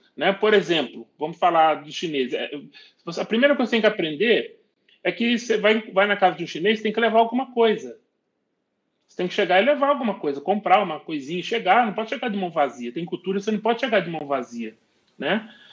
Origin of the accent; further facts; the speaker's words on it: Brazil; nós brasileiros